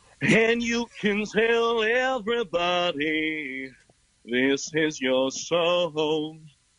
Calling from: Drexel Hill, Pennsylvania, United States; From the inside of my room, Drexel Hill, Pennsylvania.

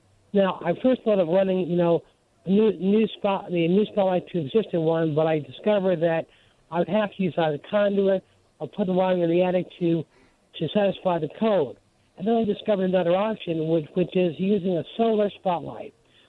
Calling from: Georgia, United States; Well, I'm calling from Georgia.

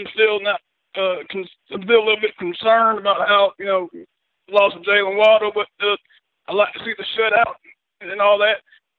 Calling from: Chickasaw, Alabama, United States; I'm just calling from Chickasaw, Alabama here.

